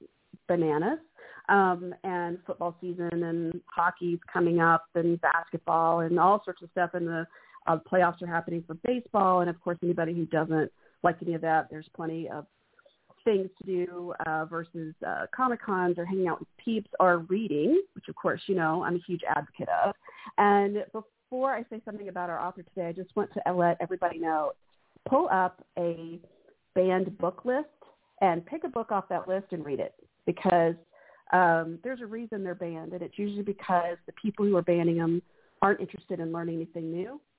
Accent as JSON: {"language": "English", "region": "Texas", "country": "United States", "tie": "born or raised there", "said": "I was born in Texas."}